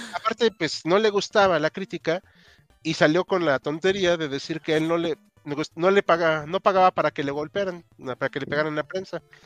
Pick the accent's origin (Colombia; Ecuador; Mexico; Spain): Mexico; yo soy mexicano